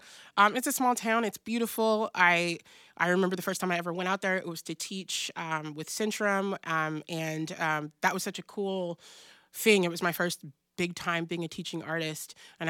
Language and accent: English; Pacific Northwest, United States; also born or lived in South; I'm from the Pacific Northwest, I was born in the South, but like I grew up here, and we're a different kind of breed, you know?